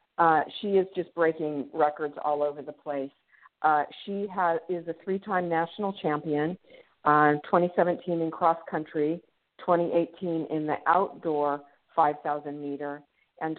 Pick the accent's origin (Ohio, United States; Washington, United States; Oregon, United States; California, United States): California, United States; San Francisco Bay Area; moved away as an adult; also born or lived in Los Angeles, California; now in Anchorage, United States; I grew up in the San Francisco Bay Area